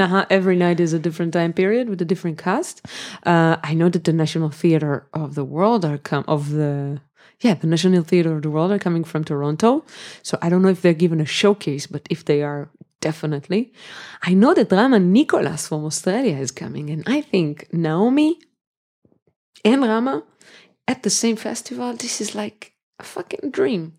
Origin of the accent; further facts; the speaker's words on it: Jerusalem, Jerusalem District, Israel; also born or lived in Jaffa, Tel Aviv / Berlin; I was born in Jerusalem. I lived there until I was 24